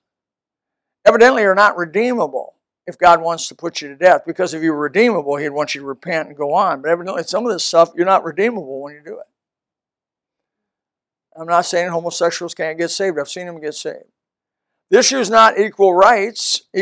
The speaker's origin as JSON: {"language": "English", "country": "United States", "said": "there was 5 guys, 5 of us Americans"}